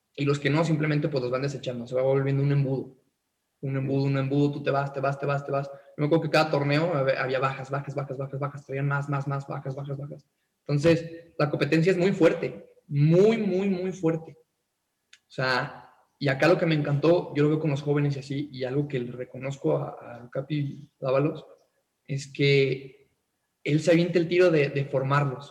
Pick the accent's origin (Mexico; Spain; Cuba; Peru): Mexico; Tepatitlán, Jalisco; mi ciudad natal en Tepa, en Blancas